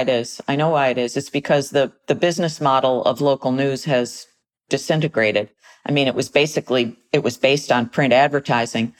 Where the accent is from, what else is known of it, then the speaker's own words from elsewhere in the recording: United States; as American citizens